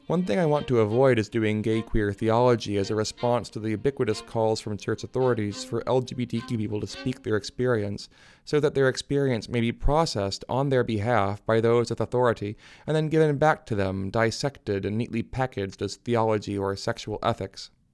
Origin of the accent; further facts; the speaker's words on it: Michigan, United States; moved away as an adult; also born or lived in New Hampshire / Seattle; now in New Haven, United States; I was born in New Hampshire to a pastor and a book editor, moved with my family to Michigan when I was ten